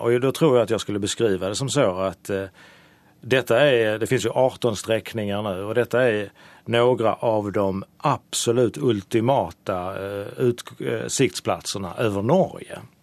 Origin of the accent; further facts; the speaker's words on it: Sweden; i mitt hemland Sverige